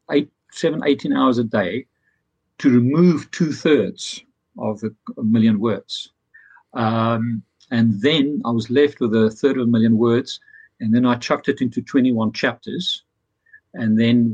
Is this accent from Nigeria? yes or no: no; Pretoria, Gauteng, South Africa; also born or lived in Dublin; now in London, United Kingdom; I'm originally from Pretoria, South Africa, so from the heart of apartheid